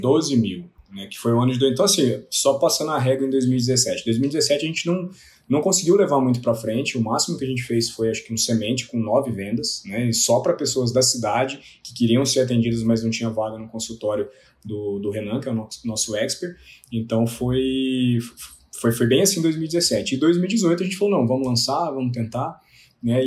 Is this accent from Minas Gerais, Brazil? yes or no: yes; Lavras, Minas Gerais, Brazil; Eu sou de Lavras, do sul de Minas Gerais.